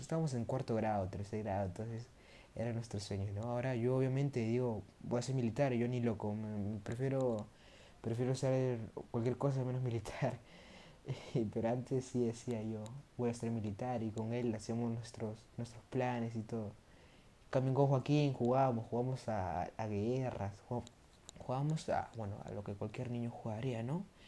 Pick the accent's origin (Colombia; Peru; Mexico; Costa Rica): Peru; entré a un colegio que se llama Pamer, que queda acá en mi, en mi país, que es Perú